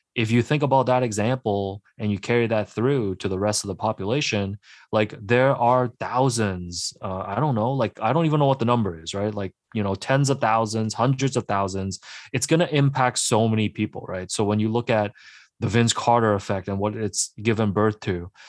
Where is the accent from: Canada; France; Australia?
Canada; Markham, Ontario; English is a second language; also born or lived in Hong Kong; I grew up in Markham, and I remember I was going to school at the time where there was a huge influx of immigrants coming from Hong Kong like myself